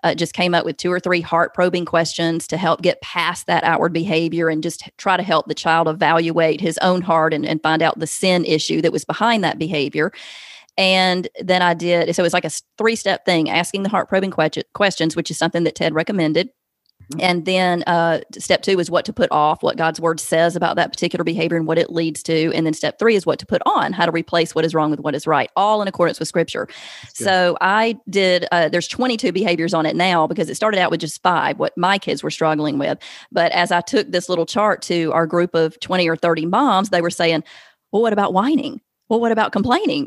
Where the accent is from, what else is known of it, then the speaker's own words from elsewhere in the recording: the South, United States; accent: Southern; now in Alabama, United States; I can't hide Southern. Obviously, I'm from the South.